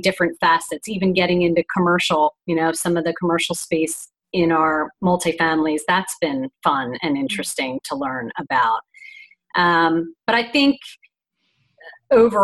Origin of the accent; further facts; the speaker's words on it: Philadelphia, Pennsylvania, United States; also born or lived in Florida; we're from Philly